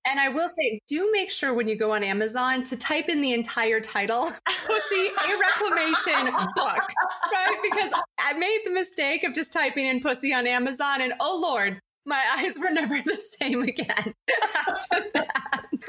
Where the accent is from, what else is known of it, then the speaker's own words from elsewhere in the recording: San Diego, California, United States; I grew up in San Diego